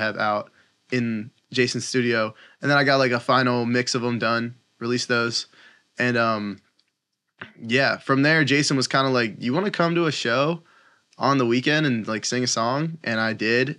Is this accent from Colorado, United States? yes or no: no; Downingtown, Pennsylvania, United States; I'm from Downingtown, Pennsylvania